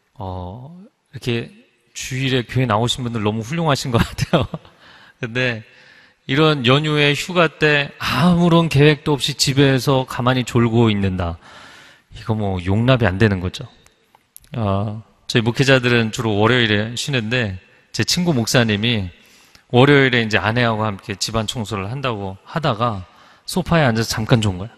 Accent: Seoul, South Korea; 제가 어릴 적 잠실에 살면서

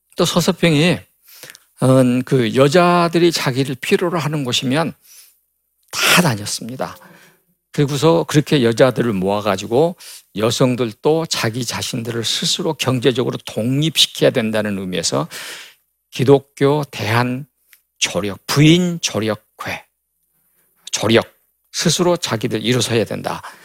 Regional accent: Gwangju, South Korea; 어릴 때 광주 양림동에 있는 선교사촌에서 자랐고

